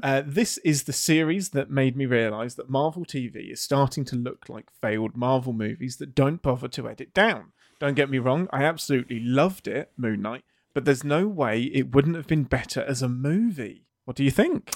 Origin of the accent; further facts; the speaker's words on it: England, United Kingdom; as the English person